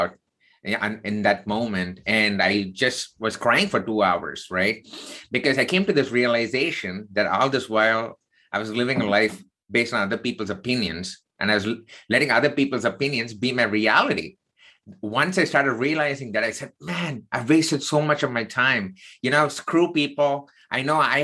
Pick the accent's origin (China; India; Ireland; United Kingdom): India; South India; now in United States; I was not born in the United States. So I grew up in the southern part of India